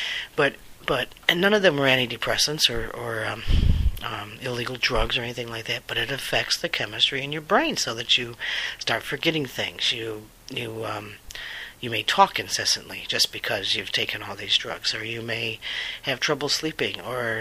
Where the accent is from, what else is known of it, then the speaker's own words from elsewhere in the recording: United States; I'm an American